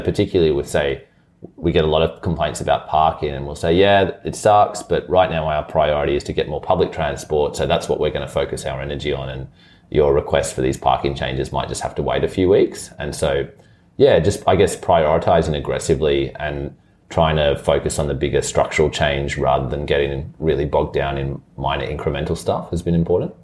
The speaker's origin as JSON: {"language": "English", "town": "Brisbane", "region": "Queensland", "country": "Australia", "tie": "born or raised there", "said": "even though I was born in Brisbane and grew up in Chermside and like, this is definitely the only home I've ever known."}